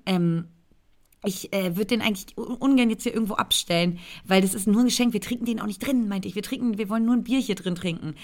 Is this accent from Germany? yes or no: yes; Brandenburg, Germany; moved away; einen Brandenburger Landwein, der in der Nähe meiner Heimat ähm, hergestellt wird, um nicht zu sagen sogar genau dort